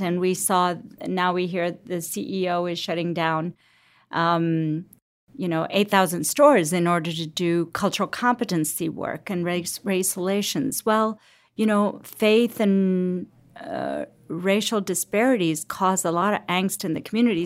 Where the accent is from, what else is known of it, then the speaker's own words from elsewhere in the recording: Cincinnati, Ohio, United States; also born or lived in Lahore, Pakistan; I grew up in Cincinnati